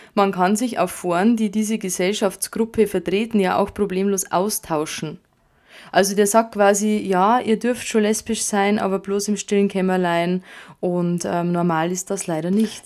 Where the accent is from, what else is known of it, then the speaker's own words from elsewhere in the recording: Bavaria, Germany; bei uns in Bayern